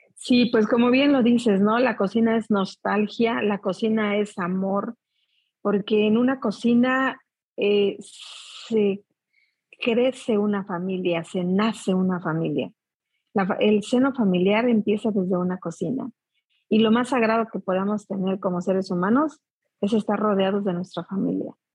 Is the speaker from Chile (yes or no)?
no; Mexico; nosotros como mexicanos